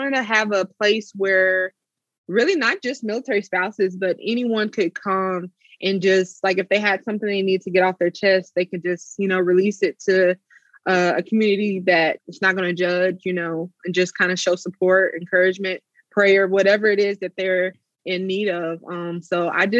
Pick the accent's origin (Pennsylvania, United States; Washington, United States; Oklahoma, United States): Oklahoma, United States; moved away; I'm originally from Oklahoma